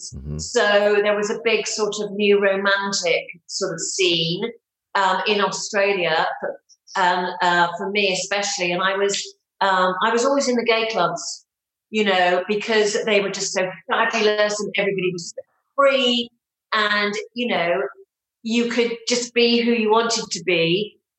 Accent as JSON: {"language": "English", "town": "Bristol", "region": "South West England", "country": "United Kingdom", "tie": "born or raised there", "moved": "as an adult", "lives_now": "England", "said": "I come from the West Country of England. So I grew up in Bristol."}